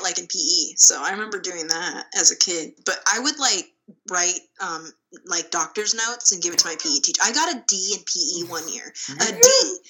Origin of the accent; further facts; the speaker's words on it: Orange County, California, United States; I'm from Orange County